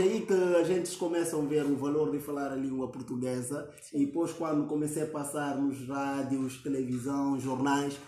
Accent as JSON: {"language": "Portuguese", "country": "Guinea-Bissau"}